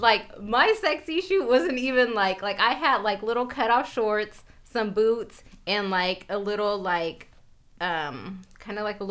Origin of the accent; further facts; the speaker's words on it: Sacramento, California, United States; born and raised in Sacramento, California, South Sac, Meadowview